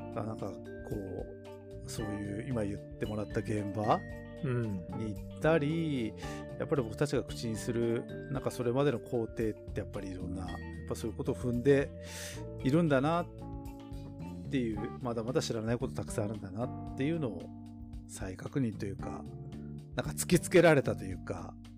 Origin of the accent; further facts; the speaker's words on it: Tokachi, Hokkaido, Japan; 地元の僕らの地元の十勝